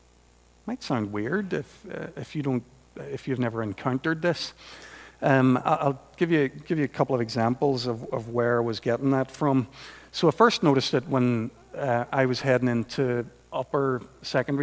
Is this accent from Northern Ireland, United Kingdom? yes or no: yes; Portadown, Northern Ireland, United Kingdom; growing up in Portadown in the 70s, as I did, when you had parents called Lutz and Ermgard